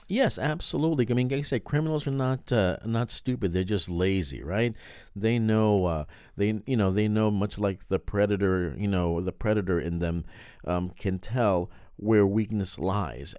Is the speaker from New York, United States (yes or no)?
yes; New York, United States; being from a big city